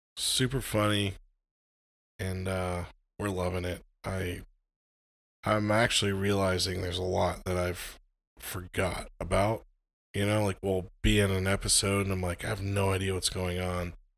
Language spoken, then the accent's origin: English; United States; I'm an American